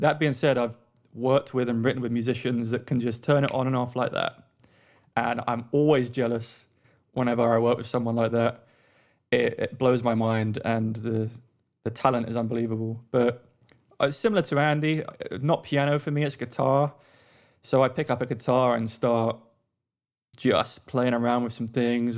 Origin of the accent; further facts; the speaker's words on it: London, United Kingdom; moved away as an adult; also born or lived in Australia; now in United States; I'm originally from London, and I now live in the U S A.